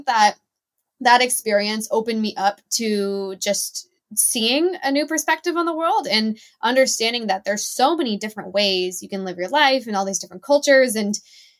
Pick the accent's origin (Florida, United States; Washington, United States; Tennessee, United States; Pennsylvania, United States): Washington, United States; Seattle; also born or lived in Charlotte, North Carolina; now in Southern California, United States; So I was actually born in Charlotte, North Carolina, and then I grew up in Seattle. So we moved when I was pretty young. I grew up in the Seattle suburbs